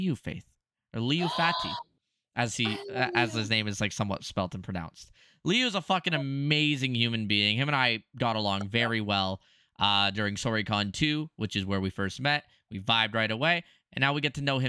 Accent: Canada; I'm Canadian

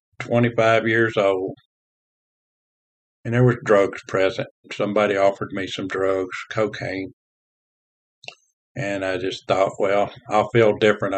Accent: Covington, Tennessee, United States; I was born in 1954 in Covington, Tennessee, a small town, farming community, raised in the Methodist Church.

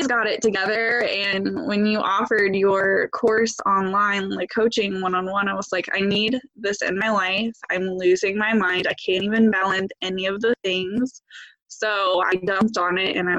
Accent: West Virginia, United States; now in Ohio, United States; I live in Ohio, but I grew up in West Virginia.

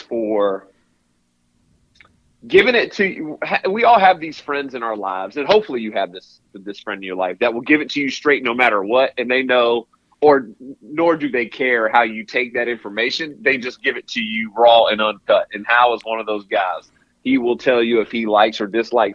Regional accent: Raleigh, North Carolina, United States; I was born and raised in Raleigh, North Carolina

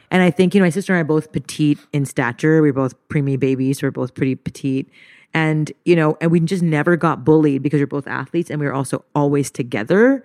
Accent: Montreal, Quebec, Canada; moved away; I grew up in Montreal, French Canada, to a Japanese mother and to an Indian father

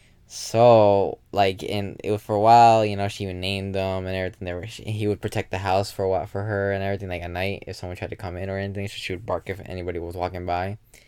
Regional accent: Puerto Rico; born there; luckily I didn't grow up in the Caribbean, like Puerto Rico. I'm born there, but I didn't grow up there.

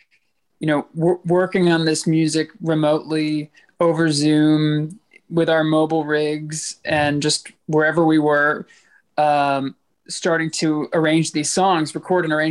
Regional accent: outside of Philadelphia, Pennsylvania, United States; I was born and raised outside of Philadelphia in western suburbs there.

